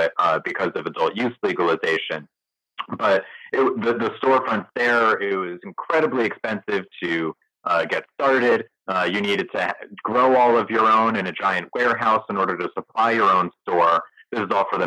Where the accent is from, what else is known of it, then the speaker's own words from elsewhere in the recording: Connecticut, United States; also born or lived in Boston, Massachusetts; now in Portland, Maine, United States; I'm from Connecticut originally